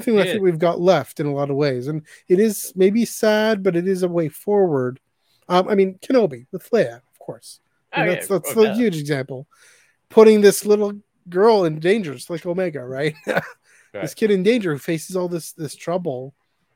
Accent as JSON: {"language": "English", "country": "Canada", "said": "Canada, we never really had that sense of patriotism"}